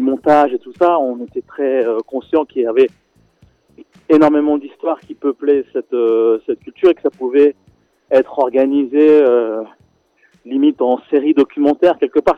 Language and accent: French; Senegal; moved away; j'ai grandi au Sénégal